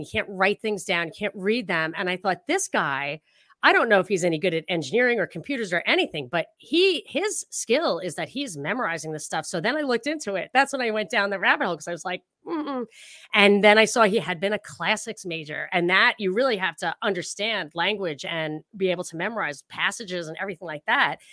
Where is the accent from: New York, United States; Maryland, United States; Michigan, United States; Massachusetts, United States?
New York, United States; upstate; I'm not from Brooklyn, I'm from upstate, like, not very far upstate. I still got the accent a little bit